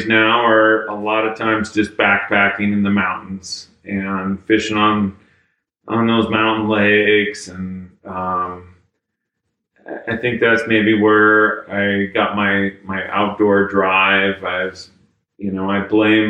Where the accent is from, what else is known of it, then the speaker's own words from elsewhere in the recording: Polson, Montana, United States; I grew up in Northwest Montana, a little town called Polson